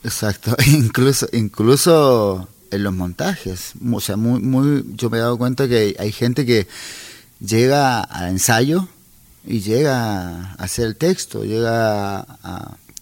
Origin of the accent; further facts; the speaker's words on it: Chile; moved away as an adult; also born or lived in Santiago; yo salí de Chile por tierra